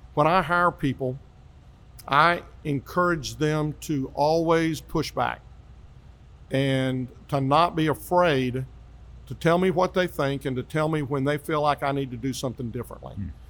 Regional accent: Grand Prairie, Texas, United States; also born or lived in Hurst, Texas; I grew up in Grand Prairie, part of Dallas County

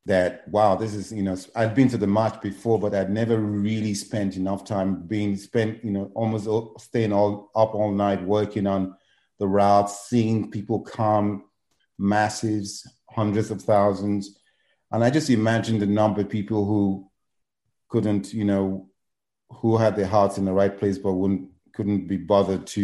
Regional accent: Lagos, Nigeria; moved away as an adult; also born or lived in England / New York; now in San Antonio, United States; I was born in Lagos, Nigeria. And I lived in Lagos. Went to school, boarding school, like a lot of, you know, Nigerians my age.

